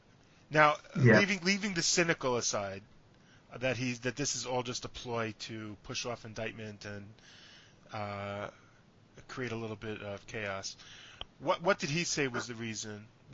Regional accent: United States; As an American visiting Israel, I thought that was super weird.

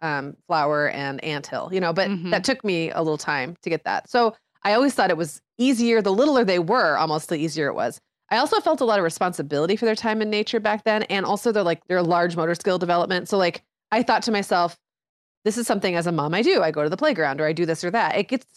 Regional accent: Michigan, United States; I grew up in the Upper Peninsula of Michigan where there was, you know, crazy amounts of snowfall, sub-zero temperatures all the time.

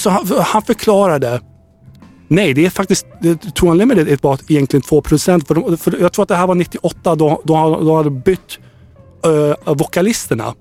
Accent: Södertälje, Stockholm County, Sweden; jag är från Södertälje

